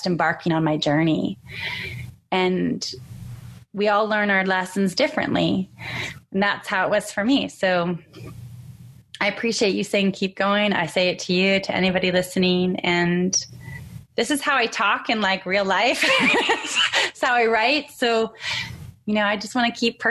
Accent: San Diego, California, United States; I'm from San Diego

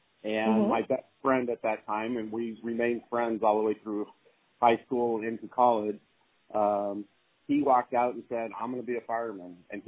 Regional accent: Los Angeles, California, United States; I grew up in the Los Angeles area

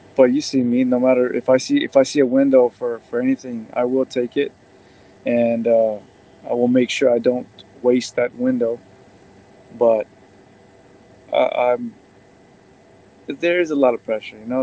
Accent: United States; first generation born in the United States, but have you know uh, immigrant parents

